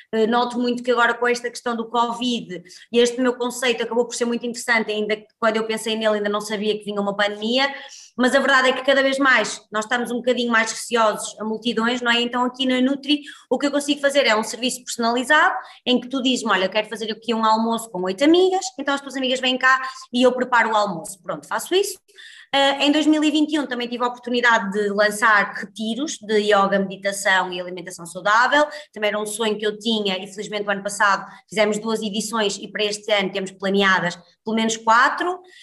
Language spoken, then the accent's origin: Portuguese; Guimarães, Norte, Portugal; moved away as an adult; now in Porto, Portugal; sou natural de Guimarães, mas vivo no Porto já desde que vim para a faculdade